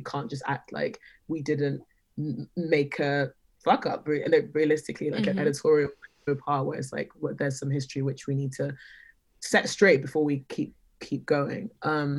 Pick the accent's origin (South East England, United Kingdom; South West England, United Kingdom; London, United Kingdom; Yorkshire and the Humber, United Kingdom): London, United Kingdom; I grew up in North London. I've lived in London my whole life